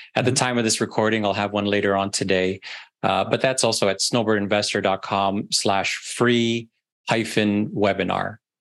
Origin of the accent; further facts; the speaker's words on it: Canada; moved away as an adult; now in Florida, United States; I'm also from Canada originally